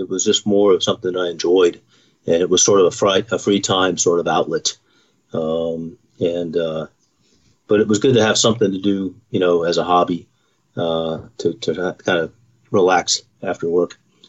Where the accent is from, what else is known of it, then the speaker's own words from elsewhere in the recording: Knoxville, Tennessee, United States; born there; also born or lived in Virginia / Pennsylvania / Nevada / California; I was a Navy brat. So born in Knoxville, Tennessee. My father was in the Navy for 30 years. And so we moved all over the place from Virginia, Pennsylvania, Nevada, California. Settled back in Rome, Georgia, which was his hometown.